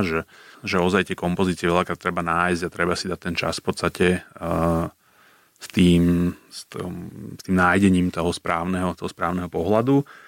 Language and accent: Slovak; Bratislava, Bratislava Region, Slovakia; ja ako Bratislavčan